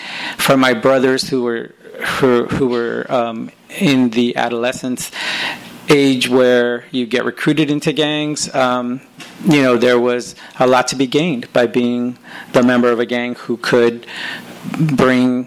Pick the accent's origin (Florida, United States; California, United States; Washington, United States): California, United States; Los Angeles; I was raised in Northeast